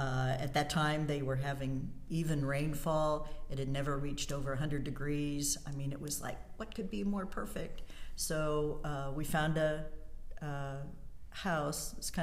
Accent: Indianapolis, Indiana, United States; born there; also born or lived in New York City / upstate New York / South Carolina / Alaska; Born in Indianapolis. Mm-hmm. And then I was the gypsy of the family. I've lived in New York City. I was in upstate New York, South Carolina, northern Indiana, Alaska.

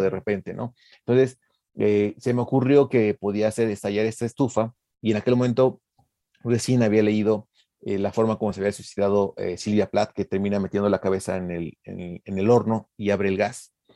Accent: Mexico; also born or lived in Mexico City; como mexicano

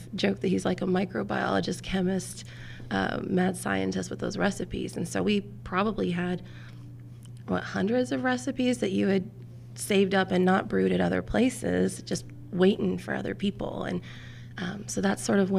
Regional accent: Bloomington, Indiana, United States; I claim Bloomington as my hometown because as a military brat, like when you live somewhere from age 10 to 18, that's a lifetime.

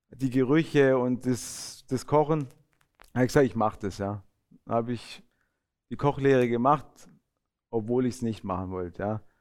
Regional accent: Italy; und ich fand das mit, ja, fand ich schön, gerade als Italiener.

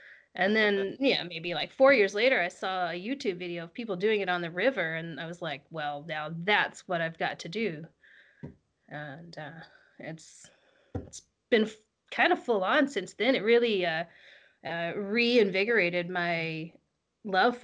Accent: United States; moved away as an adult; also born or lived in Colorado; now in British Columbia, Canada; I'm just an American living in Canada

